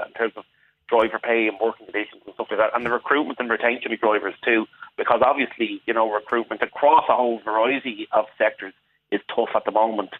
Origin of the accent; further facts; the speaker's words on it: Dublin, Leinster, Ireland; moved away as an adult; now in Waterford, Ireland; I lived in Crumlin, I should say, I'm from Crumlin